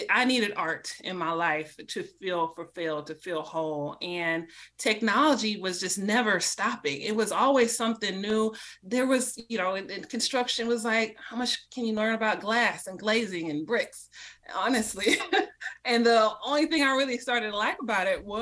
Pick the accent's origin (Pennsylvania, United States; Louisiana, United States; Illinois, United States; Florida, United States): Florida, United States; Miami; moved away as an adult; now in Atlanta, United States; I'm from Miami, Florida